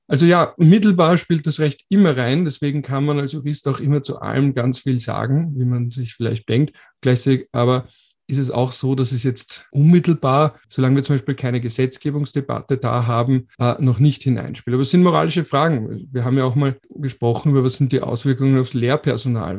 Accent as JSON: {"language": "German", "country": "Austria", "said": "Bei uns in Österreich"}